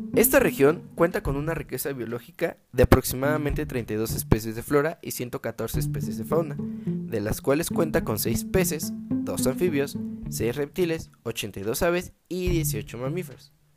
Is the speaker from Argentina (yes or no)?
no; Guanajuato, Mexico; la tierra donde yo nací